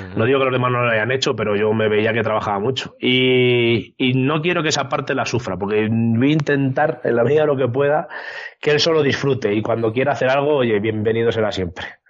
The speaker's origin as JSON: {"language": "Spanish", "town": "San Juan de la Nava", "region": "Castile and León", "country": "Spain", "said": "mi pueblo, San Juan de es un pueblo pequeñito, de 600 habitantes"}